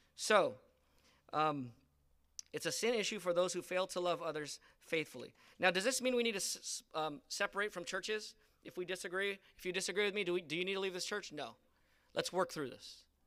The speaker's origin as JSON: {"language": "English", "country": "United States", "said": "I'm a Filipino American"}